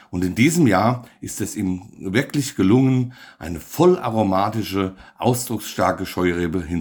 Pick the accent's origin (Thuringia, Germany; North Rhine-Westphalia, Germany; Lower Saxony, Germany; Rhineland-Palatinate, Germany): Rhineland-Palatinate, Germany; Bingen am Rhein; Wir kommen aus Bingen am Rhein.